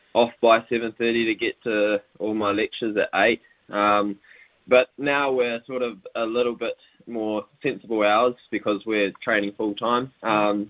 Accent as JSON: {"language": "English", "town": "Whanganui", "region": "Manawatū-Whanganui", "country": "New Zealand", "also_born_or_lived": "Wellington, New Zealand", "moved": "yes", "lives_now": "Cambridge, New Zealand", "said": "I hail from Whanganui"}